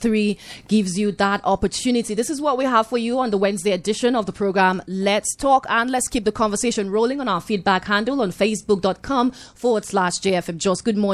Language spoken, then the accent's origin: English; Plateau, Nigeria; also born or lived in Zaria / Lagos; so how united are we as Plateau people?